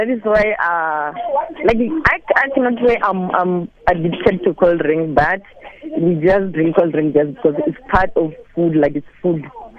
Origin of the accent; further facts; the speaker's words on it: Limpopo, South Africa; Yeah, I'm from Venda. Yes, you're right.